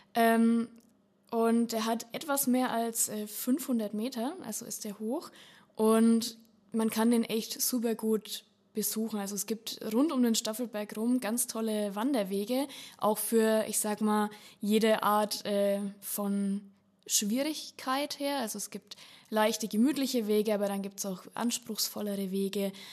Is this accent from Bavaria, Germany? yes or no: yes; Lichtenfels area, Upper Franconia, Bavaria, Germany; ich komme aus der Lichtenfelser Gegend